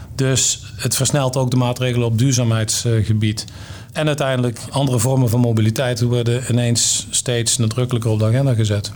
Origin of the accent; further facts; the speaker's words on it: North Brabant, Netherlands; Ik ben Brabander